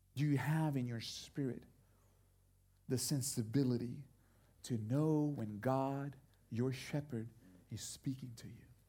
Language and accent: English; Brazil; moved away; I grew up in Brazil